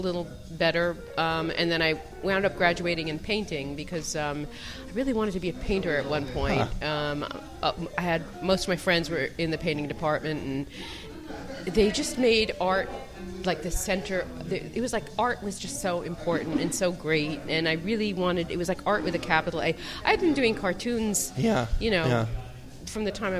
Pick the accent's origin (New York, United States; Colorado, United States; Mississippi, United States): New York, United States; New York City; also born or lived in Providence / Manhattan; Born and raised